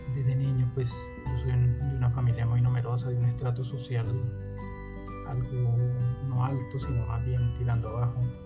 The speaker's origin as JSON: {"language": "Spanish", "country": "Colombia", "said": "aquí en Colombia"}